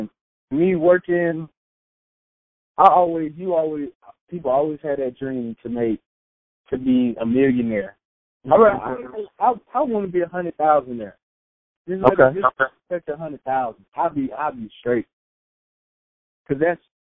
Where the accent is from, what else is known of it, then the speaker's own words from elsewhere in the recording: Winston-Salem, North Carolina, United States; moved away as an adult; now in Seattle, United States; I come from Winston, North Carolina.